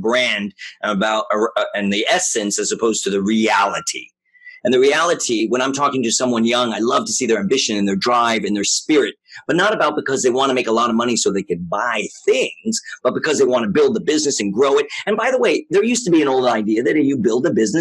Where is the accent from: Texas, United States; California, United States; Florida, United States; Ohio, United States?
California, United States; Los Angeles; I grew up in Hollywood. I even went to Hollywood High School and all of that, and then grew up here